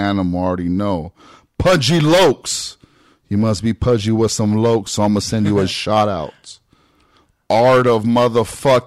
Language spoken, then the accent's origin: English; Long Beach, California, United States; I grew up in Long Beach, dog, around black people